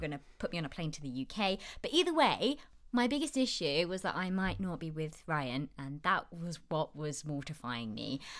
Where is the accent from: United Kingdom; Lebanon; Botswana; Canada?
United Kingdom; accent: British; moved away as an adult; now in Albuquerque, United States; someone from the U K